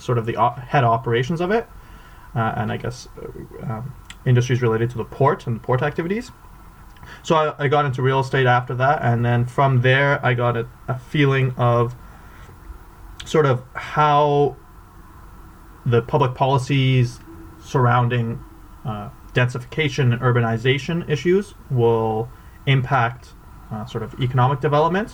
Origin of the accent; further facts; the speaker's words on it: Vancouver, British Columbia, Canada; I grew up in Vancouver